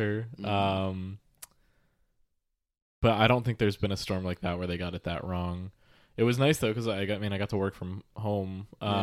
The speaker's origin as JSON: {"language": "English", "region": "Pennsylvania", "country": "United States", "tie": "born or raised there", "said": "growing up in Pennsylvania"}